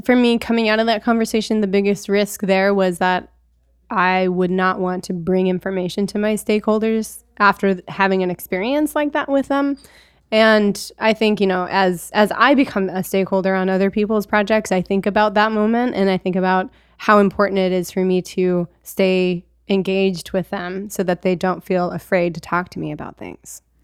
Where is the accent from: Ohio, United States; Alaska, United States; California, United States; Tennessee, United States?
Alaska, United States; I grew up in Alaska, and so I, I grew up with skis attached to my feet